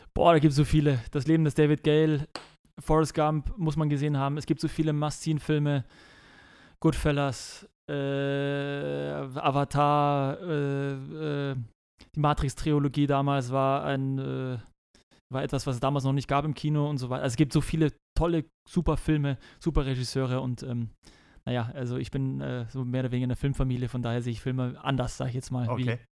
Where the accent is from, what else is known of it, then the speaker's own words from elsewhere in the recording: Munich, Bavaria, Germany; moved away as an adult; also born or lived in Hamburg; München ist einfach noch, das ist die Heimat, wo ich aufgewachsen bin.